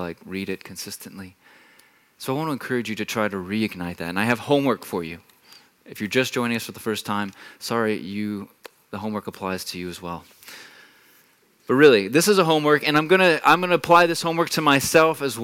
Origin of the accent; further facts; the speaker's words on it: Texas, United States; moved away as an adult; now in Germany; I'm not a native here. I come from Texas